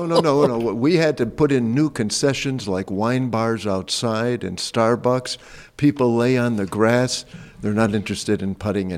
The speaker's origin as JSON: {"language": "English", "region": "Midwest", "country": "United States", "tie": "born or raised there", "said": "I'm born and raised in the Midwest."}